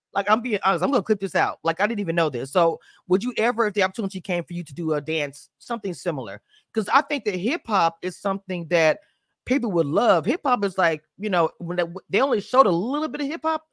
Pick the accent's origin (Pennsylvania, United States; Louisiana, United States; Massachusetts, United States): Louisiana, United States; I'm from Louisiana